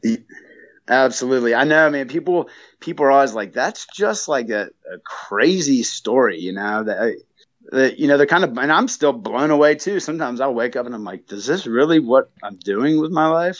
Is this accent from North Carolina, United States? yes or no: yes; North Carolina, United States; moved away; also born or lived in Flagstaff; I'm originally from North Carolina. I just flew in from Flagstaff